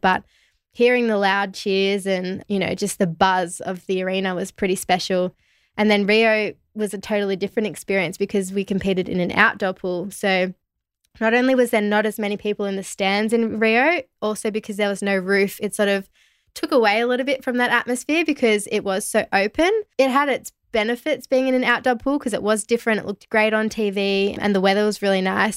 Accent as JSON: {"language": "English", "town": "Melbourne", "region": "Victoria", "country": "Australia", "tie": "born or raised there", "said": "where I grew up in Melbourne"}